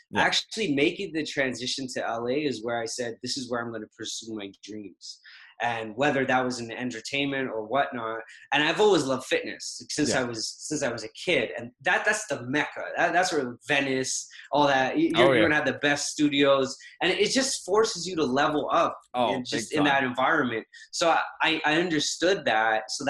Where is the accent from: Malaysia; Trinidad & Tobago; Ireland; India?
Trinidad & Tobago; moved away; So I relocated from originally, everything is the Caribbean. So Trinidad.